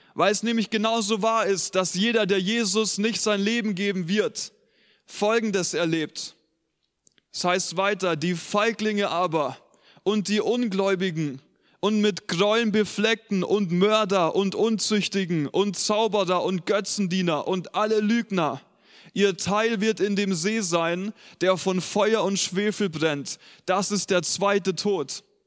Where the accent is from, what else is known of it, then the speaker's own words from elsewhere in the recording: Germany; Wir als Deutsche